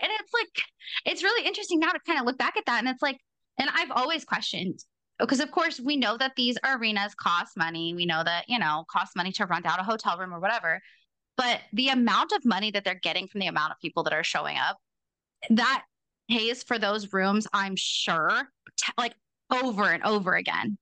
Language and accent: English; Portland, United States; I'm from Portland